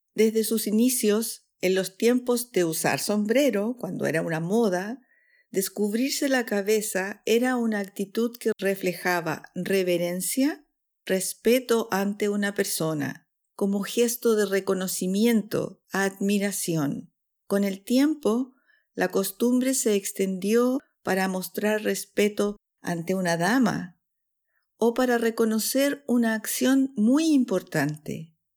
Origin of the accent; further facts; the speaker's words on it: Chile; now in Switzerland; chilena, profesora de español para extranjeros en Suiza